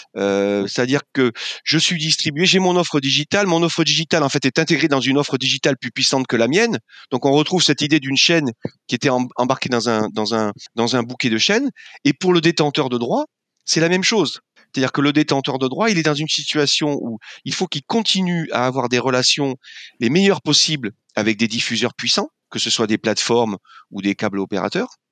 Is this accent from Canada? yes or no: no; Landes, Nouvelle-Aquitaine, France; moved away as an adult; also born or lived in Paris; moi, je venais de, du sud-ouest de la France, des Landes, où je vis maintenant